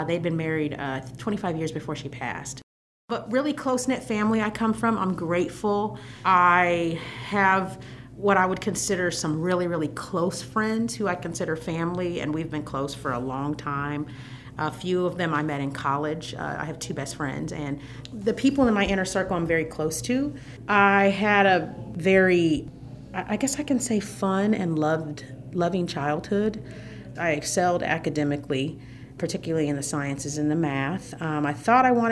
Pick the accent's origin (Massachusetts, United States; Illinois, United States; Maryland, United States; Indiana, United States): Indiana, United States; Fort Wayne; born or raised there